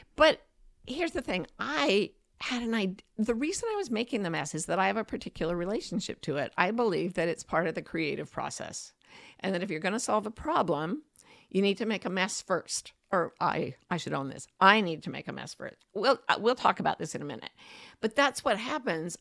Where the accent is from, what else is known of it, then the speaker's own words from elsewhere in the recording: United States; I'm American